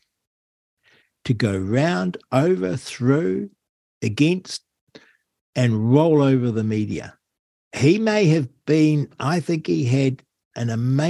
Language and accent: English; United Kingdom; we're British